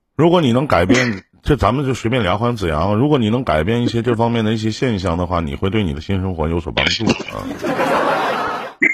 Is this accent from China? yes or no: yes; Northeast China, China; 我们东北这边